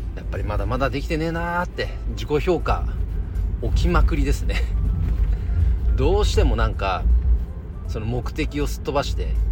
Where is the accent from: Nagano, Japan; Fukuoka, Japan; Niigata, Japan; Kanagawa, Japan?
Nagano, Japan; この地元長野でもね